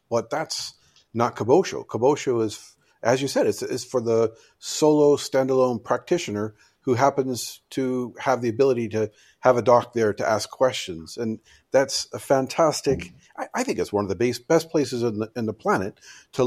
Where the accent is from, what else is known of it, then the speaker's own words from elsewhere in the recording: Ireland; being Irish